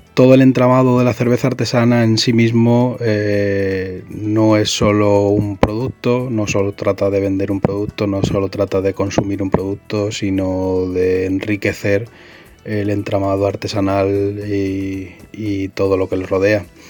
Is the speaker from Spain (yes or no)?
yes; Spain